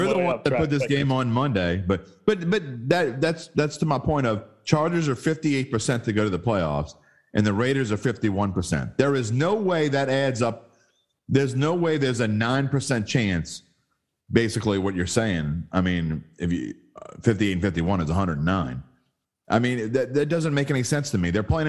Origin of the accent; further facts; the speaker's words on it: West Bank, Palestine; Look, buddy, I'm from the West Bank.